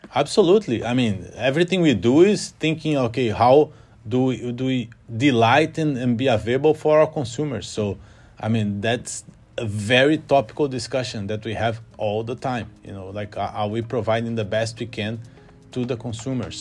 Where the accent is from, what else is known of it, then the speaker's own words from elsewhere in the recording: Rio de Janeiro, Brazil; moved away as an adult; now in London, United Kingdom; I grew up in Rio